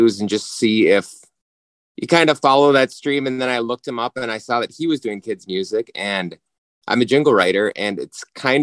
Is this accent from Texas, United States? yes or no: no; Minnesota, United States; we're from Minnesota.